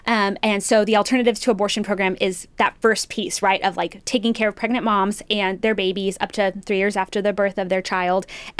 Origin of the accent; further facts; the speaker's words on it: New Mexico, United States; now in Texas, United States; I was born and raised in New Mexico. So I have that typical story of like, I wasn't born here, but I got here as quick as I could.